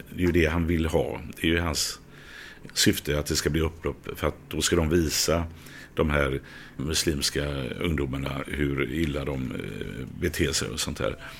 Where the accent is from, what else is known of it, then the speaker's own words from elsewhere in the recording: Gothenburg, Västra Götaland, Sweden; jag är uppvuxen i Biskopsgården